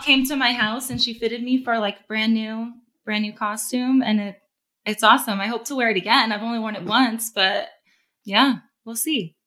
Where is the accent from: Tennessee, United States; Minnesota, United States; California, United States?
California, United States; Corona; I'm from Corona, California, Southern California. Grew up around Orange County, Inland Empire, around there